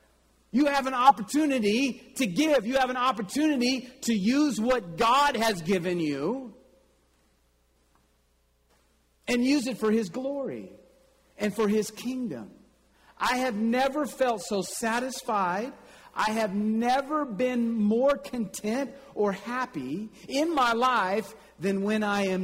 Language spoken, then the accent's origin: English; Kansas City, United States; there was a bank in my hometown in Kansas City